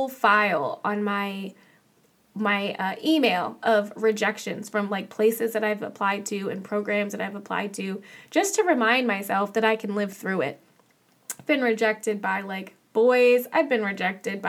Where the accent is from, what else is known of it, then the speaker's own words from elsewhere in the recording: Manassas, Virginia, United States; moved away as an adult; now in Los Angeles, United States; I'm from Manassas, Virginia